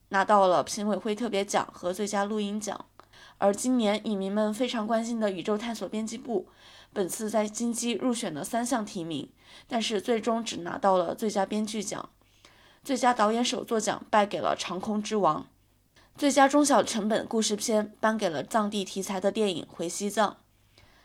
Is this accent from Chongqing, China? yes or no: yes; Chongqing, China; accent: n/l merger; 我是重庆人，的确存在呢呢不分的问题